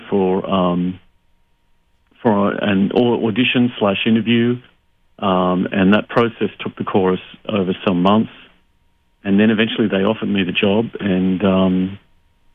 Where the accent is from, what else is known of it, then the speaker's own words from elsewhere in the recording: Sydney, New South Wales, Australia; moved away as an adult; also born or lived in Hungary / United Kingdom; growing up in Sydney in Australia